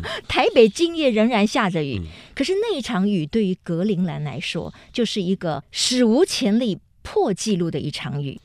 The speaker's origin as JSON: {"language": "Chinese", "country": "Taiwan", "said": "我们台湾人"}